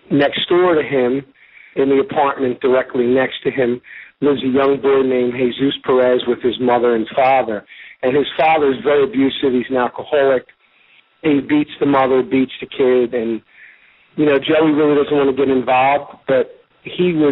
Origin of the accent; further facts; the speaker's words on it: Philadelphia, Pennsylvania, United States; I'm from South Philadelphia.